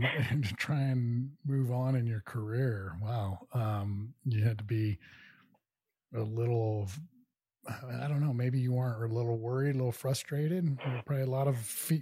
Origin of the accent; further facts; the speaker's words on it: Kansas City, Missouri, United States; moved away; I grew up in Kansas City, Missouri, and love the Ozarks.